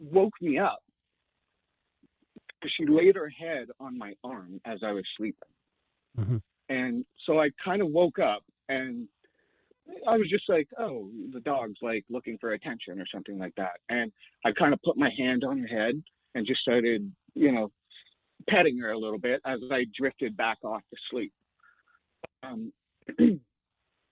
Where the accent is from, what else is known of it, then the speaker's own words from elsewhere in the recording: Sainte-Anne-de-Sabrevois, Quebec, Canada; also born or lived in Montreal; I was born in Montreal, but I grew up in a town called Saint-Anne-de-Sablevois. It's about 40 minutes outside of Montreal